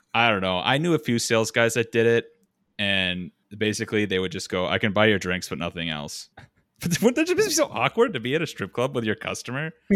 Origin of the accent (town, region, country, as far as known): Minnesota, United States; accent: Minnesotan; moved away